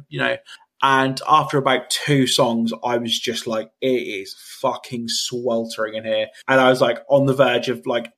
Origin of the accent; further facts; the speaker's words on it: United Kingdom; as a British person